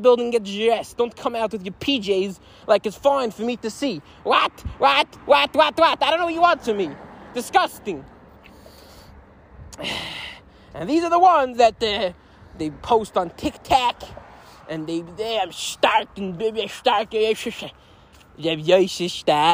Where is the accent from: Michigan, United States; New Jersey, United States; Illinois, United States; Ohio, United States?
New Jersey, United States; Lakewood; I'm currently not in my hometown of Lakewood